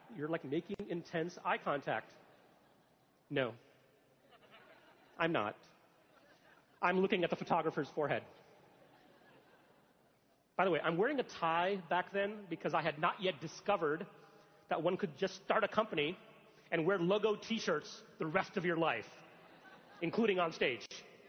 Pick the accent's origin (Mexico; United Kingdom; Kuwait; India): India; Gujarat; moved away; also born or lived in Alabama, United States; I'm originally from the state of Gujarat in India. Shout out to the folks from Gujarat. My family. I moved to Alabama from India, and I Alabamian for 10 years.